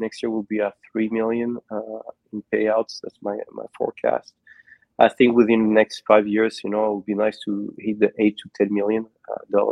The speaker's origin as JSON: {"language": "English", "town": "San Juan", "country": "Puerto Rico", "tie": "born or raised there", "said": "my hometown of San Juan, new home in Puerto Rico"}